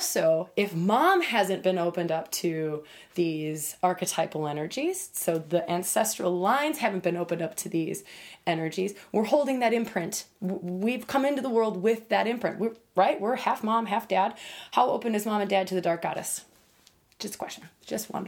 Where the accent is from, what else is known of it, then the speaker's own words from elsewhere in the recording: United States; having grown up as an American girl